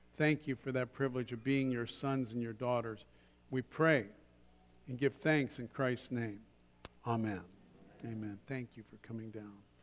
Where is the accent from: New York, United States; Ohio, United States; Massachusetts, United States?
Ohio, United States; Columbus; moved away; back in Columbus, Ohio, which is my hometown